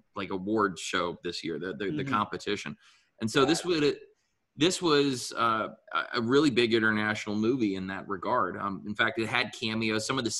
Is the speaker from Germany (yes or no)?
yes; Germany; moved away; when I was a little kid growing up in Germany